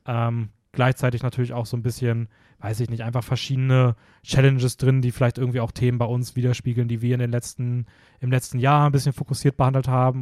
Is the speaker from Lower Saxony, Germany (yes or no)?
yes; Hameln, Lower Saxony, Germany; now in Vienna, Austria; ist so die Ecke, wo ich herkomme